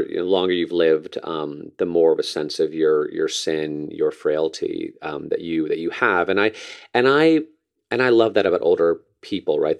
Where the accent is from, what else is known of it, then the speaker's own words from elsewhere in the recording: New Canaan, Connecticut, United States; moved away; my hometown newspaper in New Canaan, Connecticut